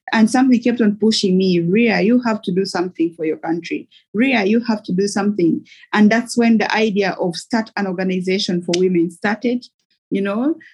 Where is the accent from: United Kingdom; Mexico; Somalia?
Somalia; I am from Somalia originally.